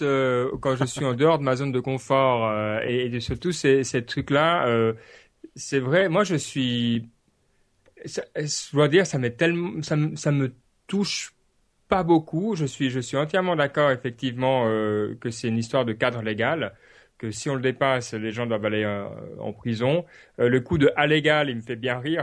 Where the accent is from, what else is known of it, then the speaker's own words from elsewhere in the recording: Switzerland; je dis ça en tant que Suisse